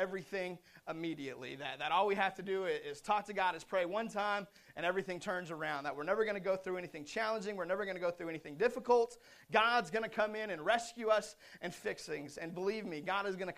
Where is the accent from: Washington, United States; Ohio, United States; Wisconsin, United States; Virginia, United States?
Washington, United States; Seattle; I grew up in Seattle